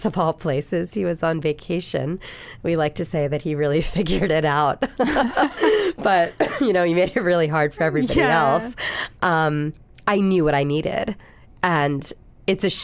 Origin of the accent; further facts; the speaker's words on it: Philadelphia, Pennsylvania, United States; I'm not from New York. I'm from Philadelphia.